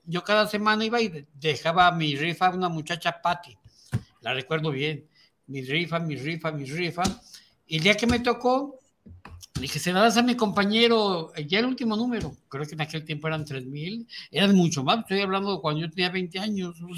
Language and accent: Spanish; Mexico; yo soy mexicano y vivo aquí